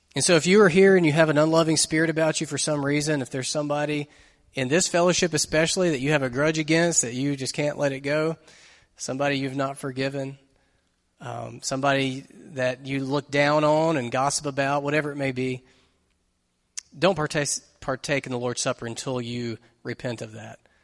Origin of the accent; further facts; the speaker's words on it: United States; being an American Christian